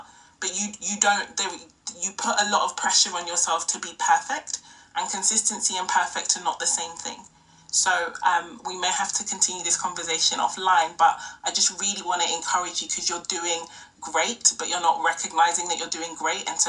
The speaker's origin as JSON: {"language": "English", "country": "Nigeria", "moved": "yes", "lives_now": "United Kingdom", "said": "our culture in Nigeria, I am Nigerian, I'm UK-based, but I'm Nigerian"}